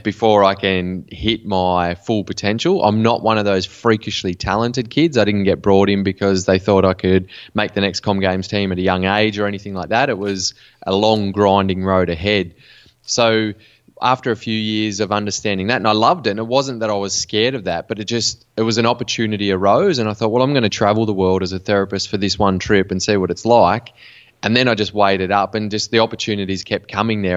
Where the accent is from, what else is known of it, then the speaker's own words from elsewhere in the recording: Western New South Wales, Australia; I grew up in Western New South Wales in Australia in a small country town